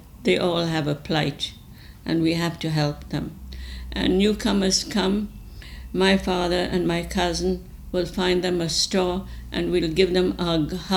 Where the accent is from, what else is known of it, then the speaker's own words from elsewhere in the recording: Bangalore, Karnataka, India; now in Vancouver, Canada; I was born in India, in Bangalore.